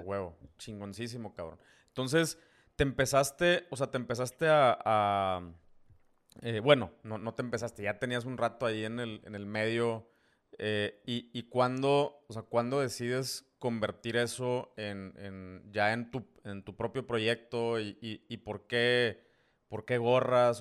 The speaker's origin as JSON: {"language": "Spanish", "region": "Tamaulipas", "country": "Mexico", "said": "somos paisanos, eh, tamaulipecos"}